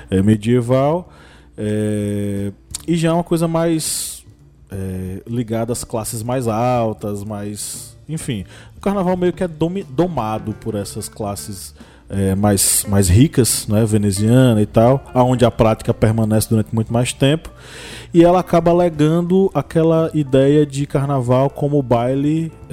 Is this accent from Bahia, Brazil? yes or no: yes; Bahia, Brazil